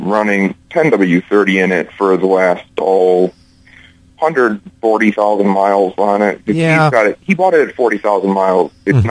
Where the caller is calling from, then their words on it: Milwaukee, Wisconsin, United States; I'm calling from Milwaukee, Wisconsin.